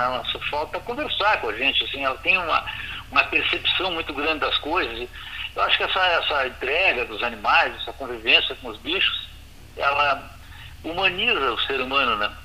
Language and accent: Portuguese; Brazil; nós brasileiros